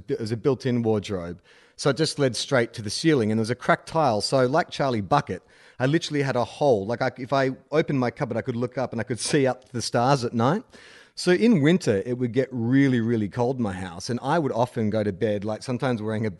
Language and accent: English; Scotland, United Kingdom; It might have something to do with growing up in Scotland.